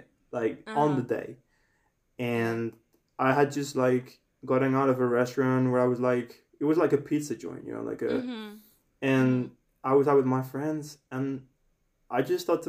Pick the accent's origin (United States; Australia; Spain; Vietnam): Spain; I have two surnames because I'm from Spain, and we have two surnames here in Spain